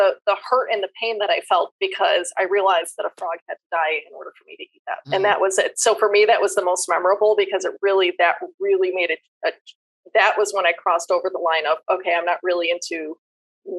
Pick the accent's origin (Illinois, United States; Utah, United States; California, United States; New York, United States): New York, United States; Western; now in Arizona, United States; I'm from Western New York.